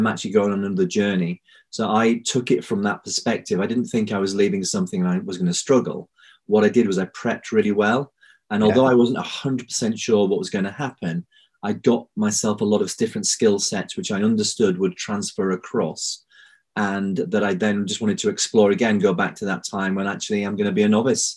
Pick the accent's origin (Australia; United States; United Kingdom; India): United Kingdom; Bradford, Yorkshire and the Humber; I was born in Bradford, so I'm a Yorkshireman